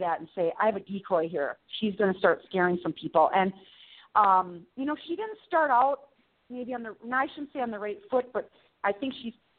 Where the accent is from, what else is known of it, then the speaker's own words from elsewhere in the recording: South Dakota, United States; small-town gal from South Dakota